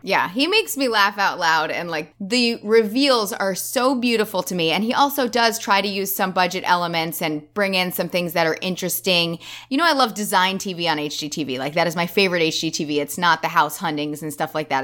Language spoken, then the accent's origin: English; United States; as an American